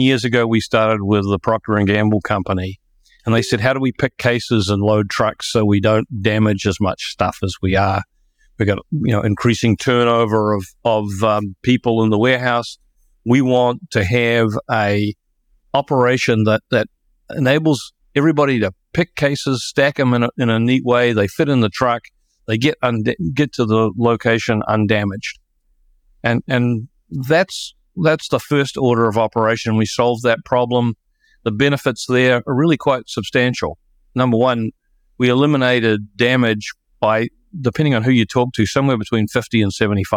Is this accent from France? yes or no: no; New Zealand; now in Franklin, United States; I'm originally a New Zealander, which is very much a strange thing around here in the United States